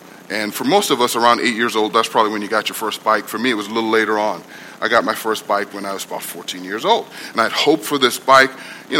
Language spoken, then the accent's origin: English; Guyana; We were born and raised in Guyana, you know. We had no context for this warrior with the beard, right?